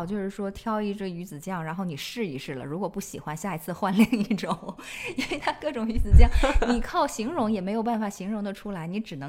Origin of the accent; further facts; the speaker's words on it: China; 我觉得它们那个壳儿长得就完全和我认知里面从小在中国见到的蜗牛不一样